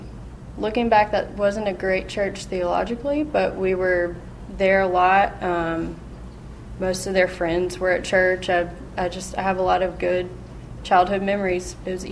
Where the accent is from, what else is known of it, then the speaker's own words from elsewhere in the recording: Memphis, Tennessee, United States; also born or lived in Germantown, United States; I grew up here in Memphis and Germantown in a Christian home.